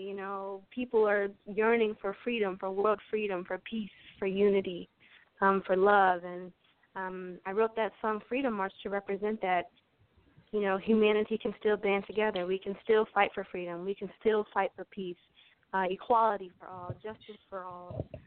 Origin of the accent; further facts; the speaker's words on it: Aberdeen, Maryland, United States; I grew up in Harford County, Maryland, uh, in a small town called Aberdeen